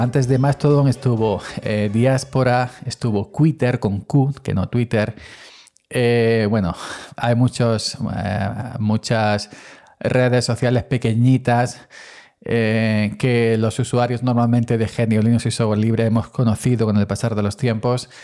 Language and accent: Spanish; Andalusia, Spain; soy andaluz